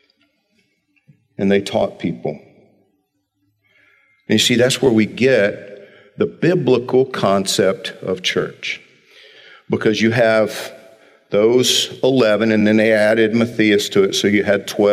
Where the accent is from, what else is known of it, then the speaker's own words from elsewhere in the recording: Georgia, United States; moved away; I grew up in Georgia. It's not like down here